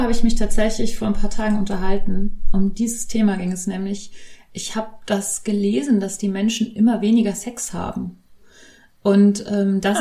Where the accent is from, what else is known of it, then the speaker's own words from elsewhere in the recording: Bavaria, Germany; ich bin ja in, in Bayern aufgewachsen